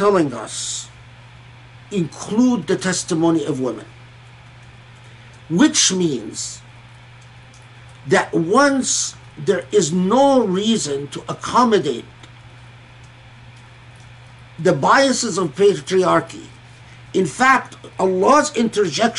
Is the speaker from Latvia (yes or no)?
no; Egypt; moved away; also born or lived in Kuwait; I grew up in Egypt and Kuwait